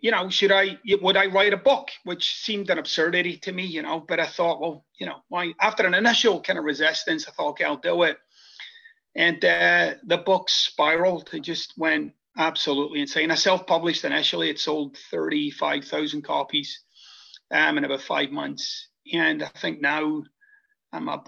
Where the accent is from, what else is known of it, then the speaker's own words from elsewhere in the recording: Scotland, United Kingdom; moved away as an adult; now in United States; I'm originally from Scotland, and I came to the United States about 25 years ago.